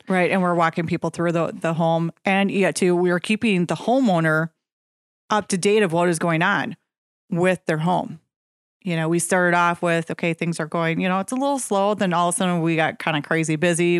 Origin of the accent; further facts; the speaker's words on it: Nekoosa, Wisconsin, United States; Grew up in Nacusa